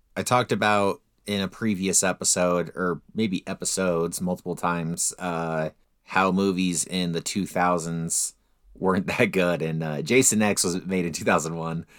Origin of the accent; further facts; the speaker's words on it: Utah, United States; we're from Utah